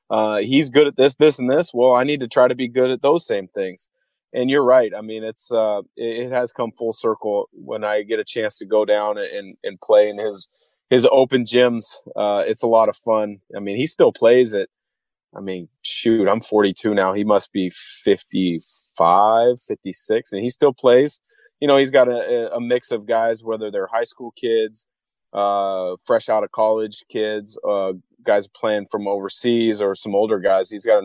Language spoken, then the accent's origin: English; Portland, Oregon, United States; But for me, growing up in Portland, I loved Jerome Kersey and Clyde Drexler.